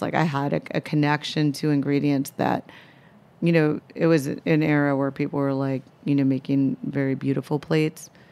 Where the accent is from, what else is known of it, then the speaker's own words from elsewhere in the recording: Minneapolis, Minnesota, United States; moved away as an adult; also born or lived in Chicago; now in New York, United States; I grew up in Minneapolis